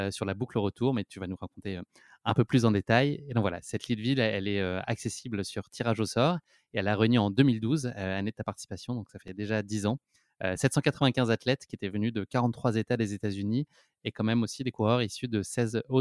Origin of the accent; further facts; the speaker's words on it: Paris, Île-de-France, France; en tout cas, moi, je suis parisien, je prévois un petit